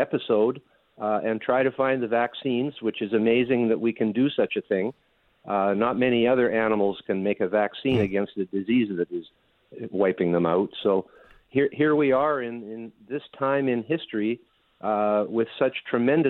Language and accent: English; Canada; I'm from Canada